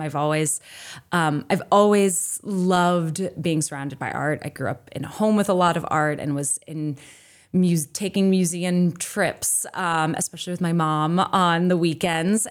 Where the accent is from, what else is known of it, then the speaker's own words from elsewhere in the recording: New Jersey, United States; also born or lived in Maine; now in Boston, United States; I grew up in New Jersey